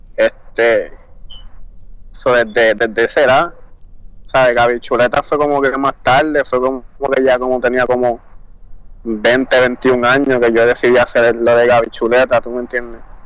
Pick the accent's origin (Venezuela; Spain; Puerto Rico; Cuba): Puerto Rico; bien baje de Puerto Rico.